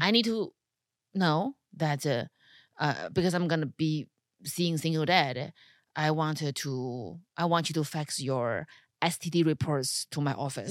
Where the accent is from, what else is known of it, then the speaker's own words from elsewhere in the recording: China; now in United States; Being a Chinese person in America without a green card